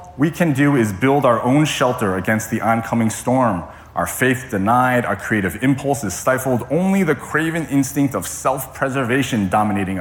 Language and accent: English; Connecticut, United States; now in Hawaii, United States; I grew up in Connecticut, as many of you know, which is very different than living and growing up in Hawaii.